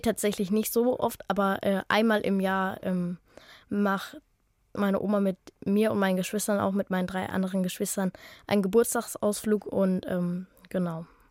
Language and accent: German; Neufahrn bei Freising, Bavaria, Germany; Ich komme aus Neufahren bei Freising ähm, und ich gehe in die fünfte Klasse auf der Montessori-Schule in Freising